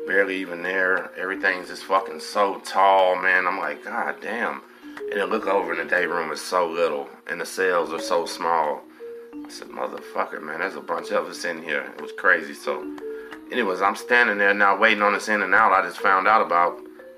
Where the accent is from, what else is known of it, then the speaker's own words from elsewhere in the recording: Galveston, Texas, United States; I'm from Galveston